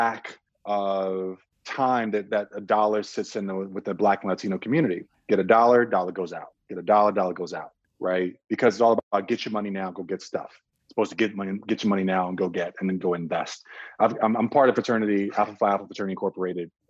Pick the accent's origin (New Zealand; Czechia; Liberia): Czechia; also born or lived in Nigeria; now in United States; I was born in Nigeria, raised in Czech Republic, moved to the States, you know, in the late 80s, early 90s